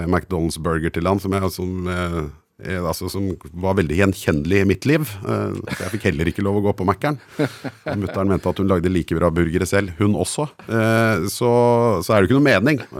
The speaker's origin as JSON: {"language": "Norwegian", "country": "Guadeloupe", "lives_now": "Norway", "said": "jeg husker jeg var liten og hørte så lei av å si hvor jeg kom fra, at jeg sa at jeg kom fra Colombia, bare fordi det hadde folk hørt."}